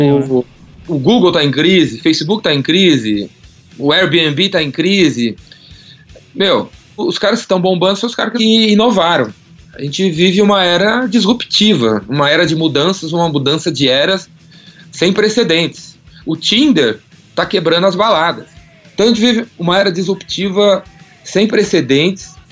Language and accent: Portuguese; São Paulo, Brazil; eu sou de São Paulo, sou paulistano